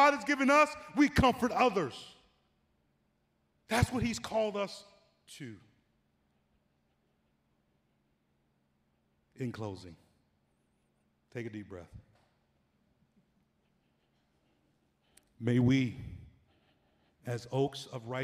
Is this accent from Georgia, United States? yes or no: yes; Atlanta, Georgia, United States; moved away; when I was 10 years old, growing up in Atlanta